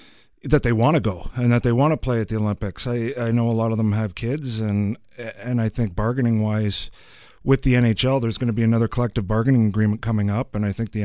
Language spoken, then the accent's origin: English; Nobleton, Ontario, Canada; We grew up in Nobleton, like you said, Jack, Jay, and myself. And I grew up on a farm just outside of town. It's a sod farm.